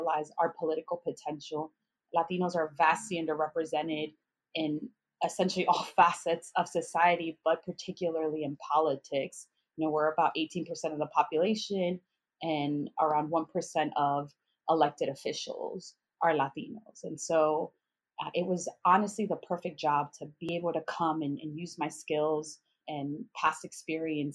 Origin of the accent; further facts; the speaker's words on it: Chicago, Illinois, United States; moved away as an adult; also born or lived in Miami; I'm from Chicago, and so I grew up in like a Title I school on the south side of Chicago.